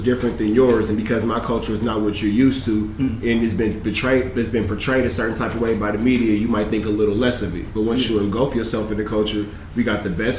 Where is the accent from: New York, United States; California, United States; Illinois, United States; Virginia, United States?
California, United States; Los Angeles; I'm from South Central, born and raised